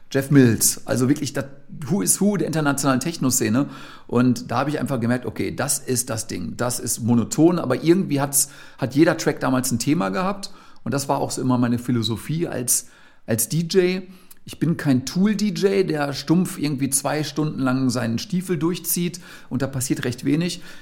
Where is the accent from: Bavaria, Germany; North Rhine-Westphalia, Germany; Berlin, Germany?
North Rhine-Westphalia, Germany; Gelsenkirchen; ich komme ja ursprünglich aus Gelsenkirchen, ich hatte natürlich die absolute Keim- und Kreativzelle eben auch direkt vor der eigenen Haustür.